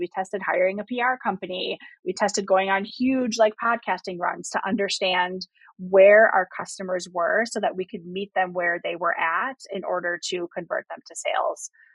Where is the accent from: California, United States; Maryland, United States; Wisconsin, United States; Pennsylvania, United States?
Wisconsin, United States; I was born in Wisconsin, spent a ton of time in nature